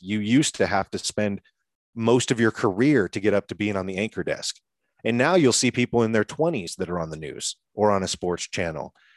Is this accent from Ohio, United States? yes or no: no; Seattle, Washington, United States; moved away as an adult; now in Colorado, United States; I had recently relocated to Colorado. I'm from Washington State in Seattle